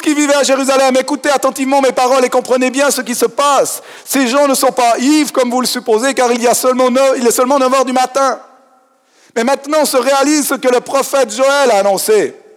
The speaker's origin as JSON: {"language": "French", "region": "Fribourg", "country": "Switzerland", "said": "en tant que fribourgeois"}